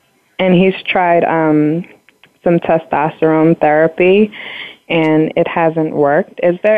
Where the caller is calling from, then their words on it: New York, United States; I'm calling from New York.